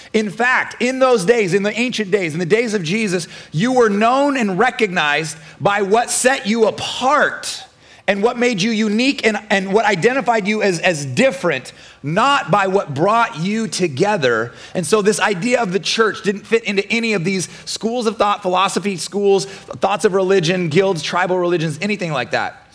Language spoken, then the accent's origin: English; Nebraska, United States; now in Florida, United States; I'm from Nebraska